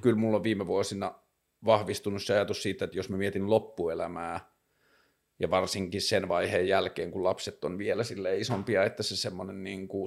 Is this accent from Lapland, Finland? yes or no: yes; Tornio, Lapland, Finland; now in Helsinki, Finland; mä oon syntynyt Torniossa